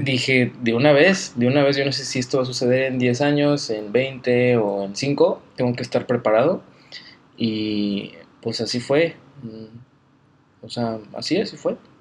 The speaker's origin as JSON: {"language": "Spanish", "town": "Guadalajara", "region": "Jalisco", "country": "Mexico", "tie": "born or raised there", "also_born_or_lived": "Aguascalientes", "moved": "as an adult", "said": "nací el 8 de julio en Aguascalientes, pero crecí en Guadalajara soy tapatío"}